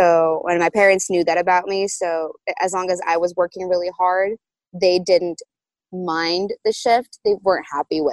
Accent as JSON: {"language": "English", "country": "Brazil", "tie": "born or raised there", "moved": "as an adult", "lives_now": "New York, United States", "said": "I moved from Brazil to New York"}